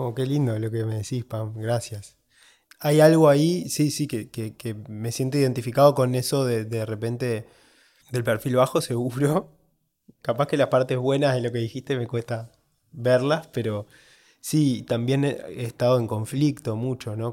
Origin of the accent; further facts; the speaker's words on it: Uruguay; soy de Uruguay